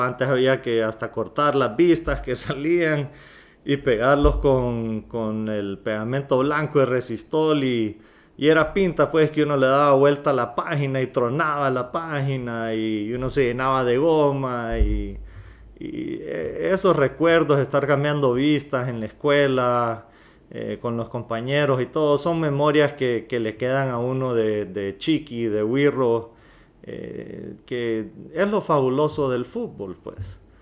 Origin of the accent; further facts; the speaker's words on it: Honduras; los que somos hondureños